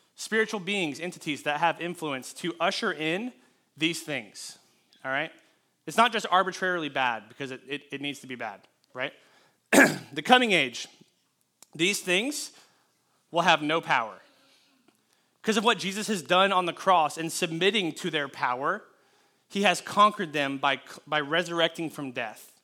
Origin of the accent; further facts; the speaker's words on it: California, United States; I was born in California